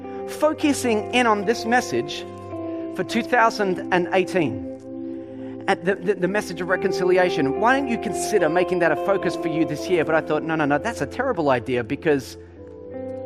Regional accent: Melbourne, Victoria, Australia; I'm from, you know, Melbourne

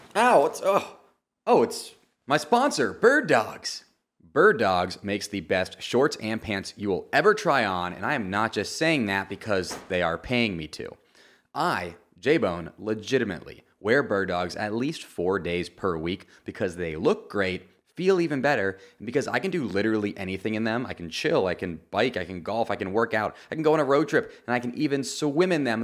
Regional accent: Florida, United States; this is my home Grand Prix as I am from Florida

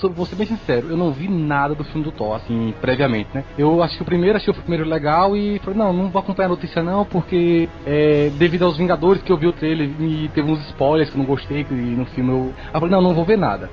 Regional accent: Juazeiro, Bahia, Brazil; sou de Juazeiro, Bahia.

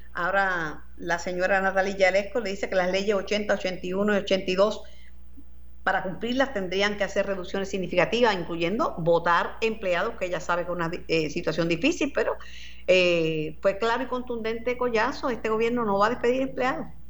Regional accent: Mayagüez, Puerto Rico; como decimos en Mayagüez

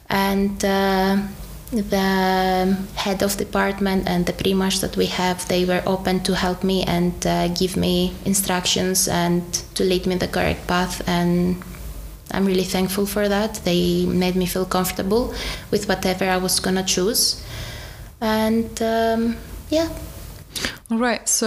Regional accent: Czechia; I grew up kinda in Czech Republic. Mm-hmm. I became who I am as an adult mm.

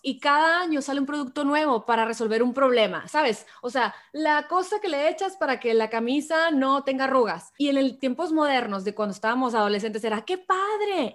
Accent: Hermosillo, Sonora, Mexico; moved away as an adult; now in San Diego, United States; yo que soy de Hermosillo originalmente, pero vivo aquí en San Diego hace 10 años ya casi

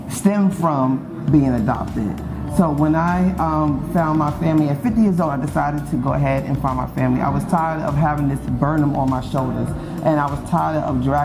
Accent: Teaneck, New Jersey, United States; also born or lived in Harlem, New York / Petersburg, Virginia / Atlanta, Georgia; now in Greenville, United States; I'm from Harlem, New York, and I was raised in Teaneck, New Jersey.

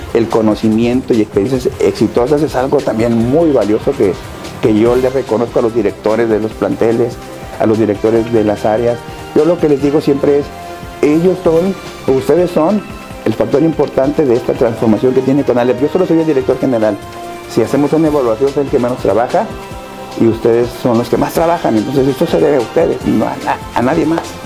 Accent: Tampico, Tamaulipas, Mexico; now in Ciudad Madero, Mexico; nací en Tampico, crecí en Tampico, estudié en Tampico

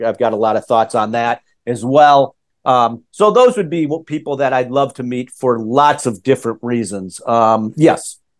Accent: Minneapolis, Minnesota, United States; I grew up in in Minnesota, Minneapolis.

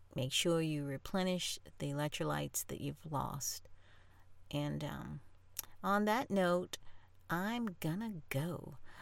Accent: New Orleans, Louisiana, United States; I'm from New Orleans

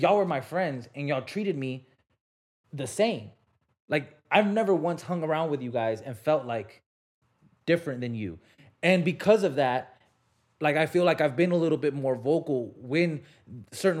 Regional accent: Richland Apartments, Texas, United States; I came from Richland Apartments, right? This is Section 8 housing

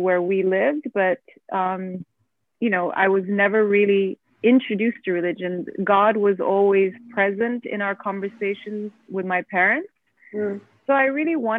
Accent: Geneva, Switzerland; moved away as an adult; now in Abu Dhabi, United Arab Emirates; I was born and raised in Geneva, Switzerland. Of Turkish parents, and I have been living in Abu Dhabi for the last 15 years.

